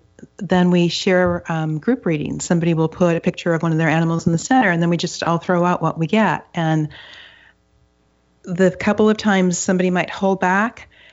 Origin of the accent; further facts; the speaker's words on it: Upper Michigan, United States; now in Seattle, United States; I grew up in Upper Michigan, and it's some parts of it are up to 90% forested